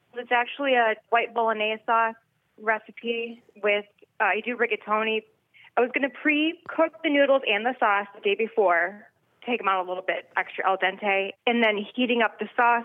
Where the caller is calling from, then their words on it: Huntington Woods, Michigan, United States; I'm calling from Huntington Woods, Michigan.